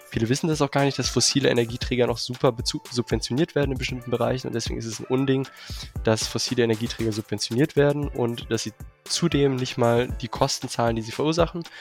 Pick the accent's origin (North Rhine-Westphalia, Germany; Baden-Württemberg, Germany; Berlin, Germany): Berlin, Germany; Ich komme auch ursprünglich aus Berlin.